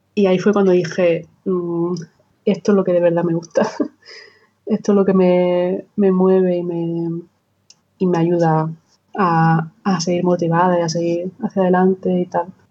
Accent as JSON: {"language": "Spanish", "town": "Almería", "region": "Andalusia", "country": "Spain", "said": "soy almeriense del del sur de España"}